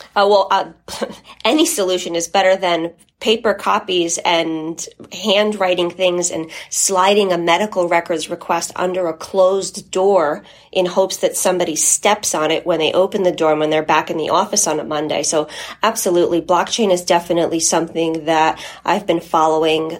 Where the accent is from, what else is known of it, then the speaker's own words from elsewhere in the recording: United States; first language Polish; English is a second language; My family is from Poland and immigrated to the United States. And while I was born here, I didn't speak English when I started school. So English is my second language.